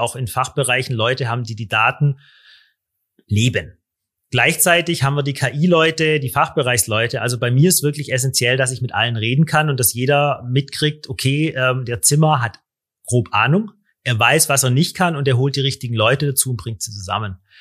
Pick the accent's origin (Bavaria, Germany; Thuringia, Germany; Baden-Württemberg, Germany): Baden-Württemberg, Germany; Stuttgart area; ich komme aus der Stuttgarter Gegend, da haben wir die Ingenieure